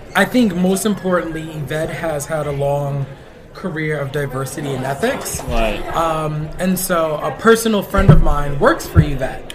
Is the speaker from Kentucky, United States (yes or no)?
no; New York City, New York, United States; I'm Puerto Rican. I grew up in the Bronx